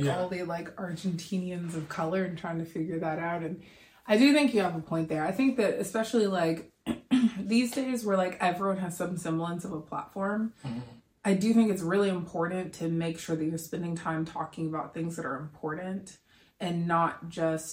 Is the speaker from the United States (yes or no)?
yes; United States; I didn't really identify as being an American, which maybe sounds wild because I've lived here my whole life